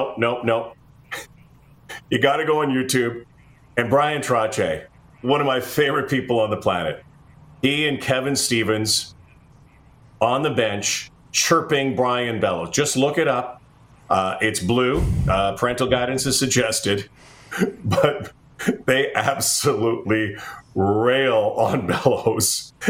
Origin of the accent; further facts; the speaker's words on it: Winnipeg, Manitoba, Canada; I am a pegger. I'm a pegger. And I'm from the burbs of the peg. Like, I'm from Transcona, the land of flamingos, and romance and sunshine.